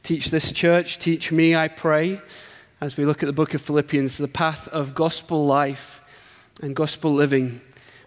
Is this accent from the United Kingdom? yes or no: yes; England, United Kingdom; accent: English; my English accent